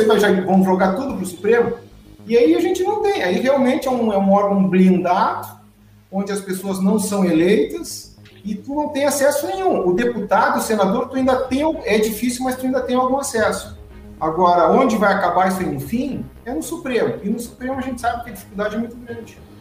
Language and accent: Portuguese; Santa Maria, Rio Grande do Sul, Brazil; nasci em Santa Maria, me criei em Santa Maria, estudei em Santa Maria